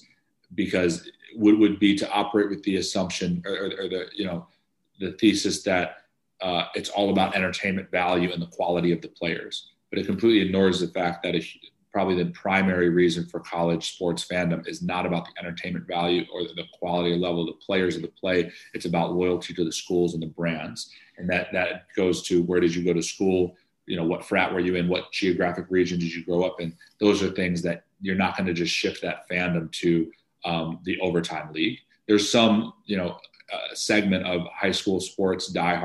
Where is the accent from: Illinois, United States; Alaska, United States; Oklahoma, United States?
Illinois, United States; Chicago; I'm from Chicago, born and raised.